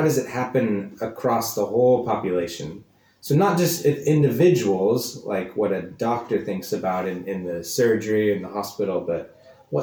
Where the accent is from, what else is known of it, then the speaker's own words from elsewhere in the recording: Kansas, United States; also born or lived in East London; now in London, United Kingdom; I'm from America, from the middle of the country, from the state of Kansas, but now I make my home here in London, East London